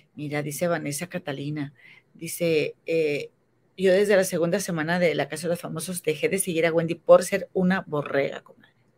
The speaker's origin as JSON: {"language": "Spanish", "country": "Mexico", "moved": "yes", "said": "Yo, tú sabes que vivo en, otro país por otras circunstancias, pero yo amo México y yo quiero regresar a México y, o sea, esta es mi tierra"}